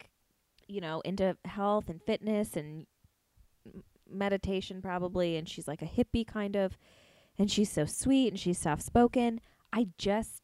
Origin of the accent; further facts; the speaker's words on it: Pennsylvania, United States; moved away as an adult; also born or lived in Las Vegas; now in Los Angeles, United States; I'm from Pennsylvania. I lived there, I don't know, 22 years or something